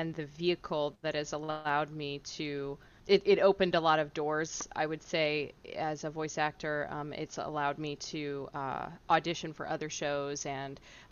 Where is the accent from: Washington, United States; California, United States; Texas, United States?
Texas, United States; Houston; I'm from Houston